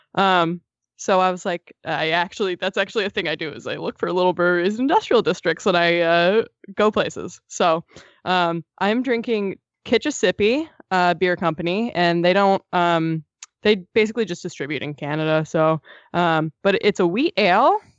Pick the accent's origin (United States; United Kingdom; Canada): United States; East Coast; I grew up on the East Coast